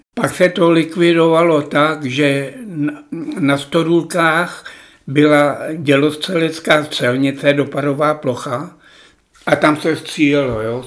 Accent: Plzeň Region, Czechia; born or raised there; also born or lived in Obernkirchen, near Hanover, Germany

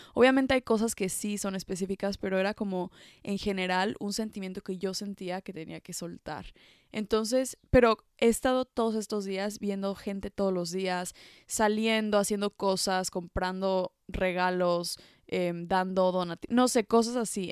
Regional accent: Mexico; moved away as an adult; now in France; yo creciendo en México

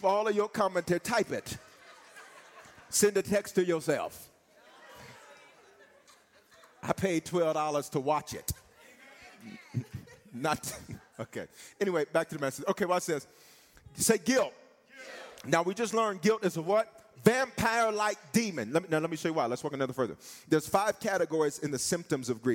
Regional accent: the South, United States; I'm from the South

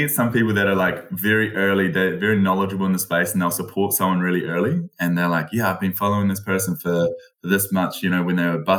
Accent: New Zealand; I've only lived in New Zealand

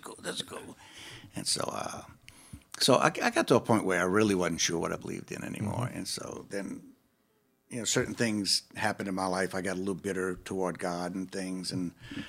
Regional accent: New Orleans, Louisiana, United States; I'm from New Orleans.

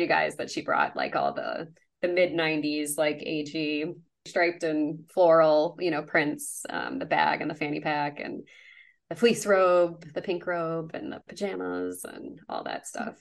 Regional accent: Chicago suburbs, Illinois, United States; I grew up in the Chicago suburbs.

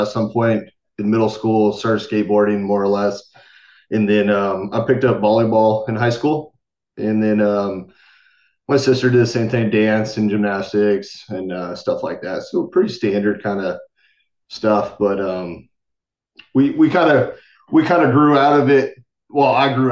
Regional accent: San Jose, California, United States; I was born and raised in California, San Jose, to be exact

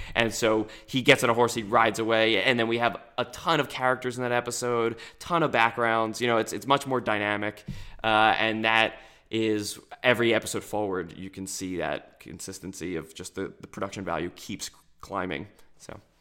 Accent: New Jersey, United States; we're from South Jersey, and we root for all the Philadelphia teams

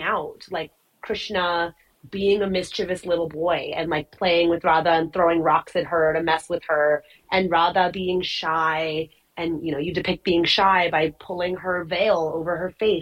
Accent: United States; I'm Indian, but I was born in the U.S. My mom was born in the U.S.

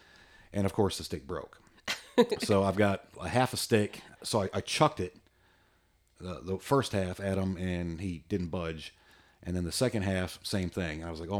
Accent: Virginia Beach, Virginia, United States; I remember when I was a kid growing up in Virginia Beach, we had a house on the corner and there was like a sidewalk.

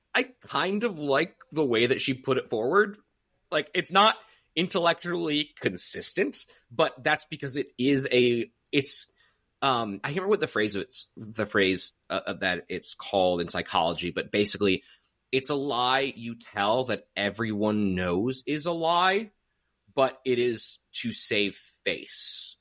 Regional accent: United States; as an American

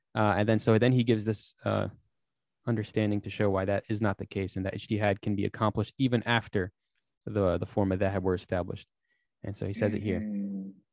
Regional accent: United States; I'm an American

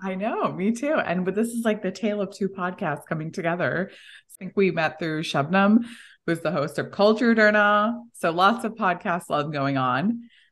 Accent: Texas, United States; also born or lived in India; I was born in Texas, but, and grew up here, but went really back and forth between India and here

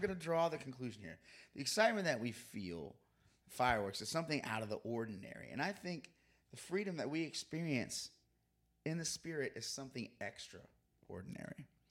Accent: Florida, United States; growing up in Florida

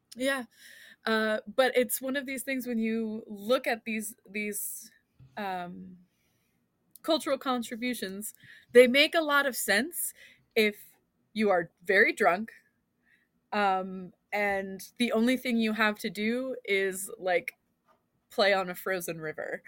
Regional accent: Philadelphia, Pennsylvania, United States; accent: Philly; also born or lived in Scotland; I was getting made fun of by Scott's people for my accent, um, because every once in a while, I would say "wooter" instead of "water," which is, like, a Philly area thing

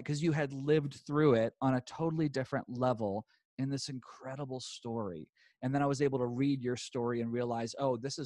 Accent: the Bible Belt, United States; I grew up very much in the Bible Belt

